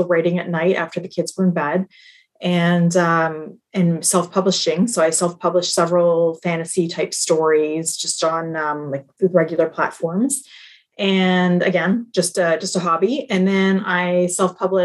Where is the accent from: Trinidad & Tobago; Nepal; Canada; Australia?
Canada; I'm Canadian, so I was at home for a year